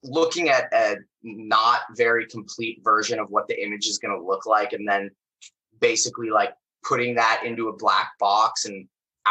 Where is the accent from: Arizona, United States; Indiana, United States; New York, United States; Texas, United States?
Arizona, United States; Phoenix; moved away as an adult; also born or lived in Bay Area, California; now in Los Angeles, United States; I'm originally from Phoenix, Arizona